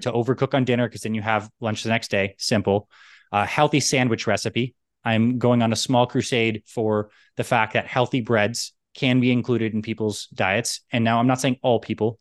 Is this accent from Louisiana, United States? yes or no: no; New York, United States; also born or lived in Canada; I was born in New York and split my time between New York and Canada